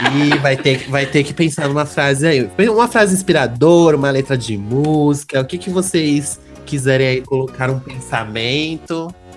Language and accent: Portuguese; São Bernardo do Campo, São Paulo, Brazil; Eu sou de São Bernardo do Campo, amor, a terra da batata do Volkswagen